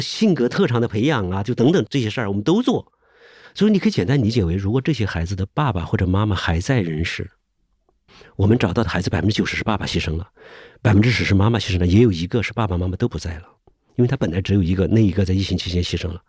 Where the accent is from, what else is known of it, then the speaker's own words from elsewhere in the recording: Hubei, China; 我是湖北人